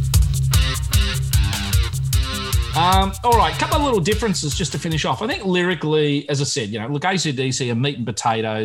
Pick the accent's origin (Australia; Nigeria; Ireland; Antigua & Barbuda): Australia